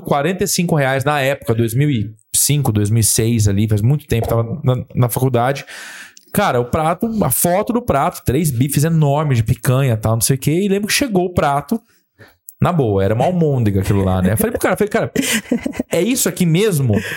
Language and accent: Portuguese; Ribeirão Preto, São Paulo, Brazil; Sou de Ribeirão Preto também